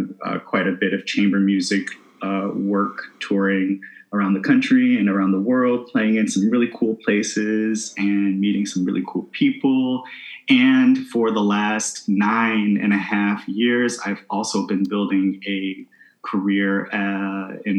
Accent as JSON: {"language": "English", "town": "Southfield", "region": "Michigan", "country": "United States", "tie": "born or raised there", "moved": "yes", "lives_now": "Massachusetts, United States", "said": "I grew up in Southfield, Michigan, which is a suburb immediately outside of Detroit."}